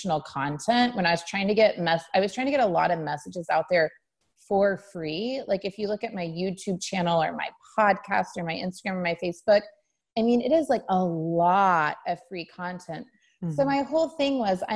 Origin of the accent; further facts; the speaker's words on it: Sand Springs, Oklahoma, United States; I'm from Sand Springs, Oklahoma, a little town outside Tulsa, lower middle class family